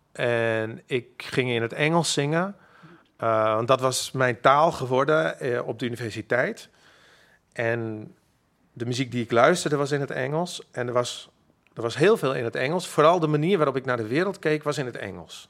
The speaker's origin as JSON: {"language": "Dutch", "town": "Makkum", "region": "Friesland", "country": "Netherlands", "tie": "born or raised there", "first_language": "Frisian", "second_language": "Dutch", "moved": "yes", "lives_now": "Amsterdam, Netherlands", "said": "ik ben opgegroeid in Makkam"}